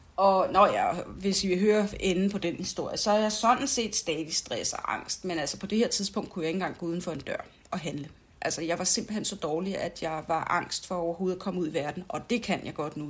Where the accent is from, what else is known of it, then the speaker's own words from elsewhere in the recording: United States; moved away; nu er jeg jo amerikansk, øh, har været amerikansk statsborger indtil for nylig, og så videre, og så videre. Jeg er fra en amerikansk familie